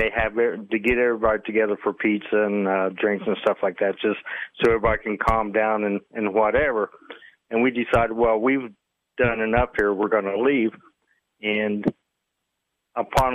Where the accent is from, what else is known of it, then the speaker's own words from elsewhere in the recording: Columbus, Ohio, United States; I'm from Ohio, Columbus, Ohio